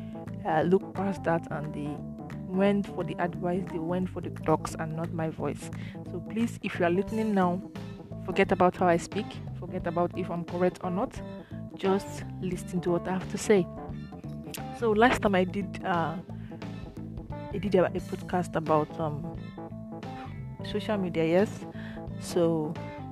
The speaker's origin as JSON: {"language": "English", "country": "Nigeria", "said": "as a Nigerian"}